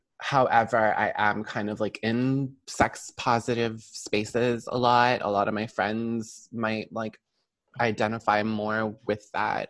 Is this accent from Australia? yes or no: no; Brampton, Ontario, Canada; also born or lived in Toronto; I grew up in Brampton primarily